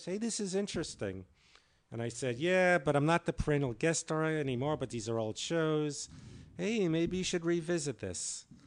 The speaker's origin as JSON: {"language": "English", "region": "New York", "country": "United States", "said": "I'm the New Yorker"}